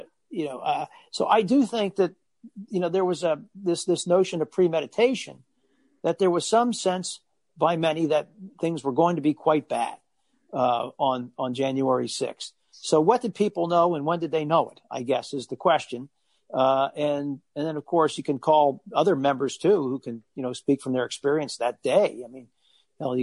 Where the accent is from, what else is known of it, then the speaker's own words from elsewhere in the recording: Allentown, Pennsylvania, United States; my hometown of Allentown, Pennsylvania